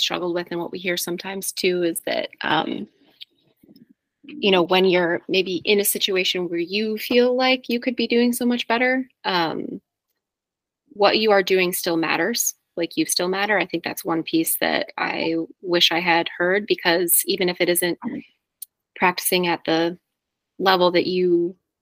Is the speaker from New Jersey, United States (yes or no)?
yes; New Jersey, United States; moved away; also born or lived in Boston; I'm from New Jersey